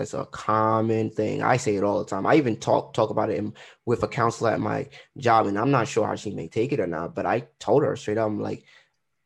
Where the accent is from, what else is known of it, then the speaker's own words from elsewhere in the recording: Trinidad & Tobago; Yeah, I'm Trinidadian.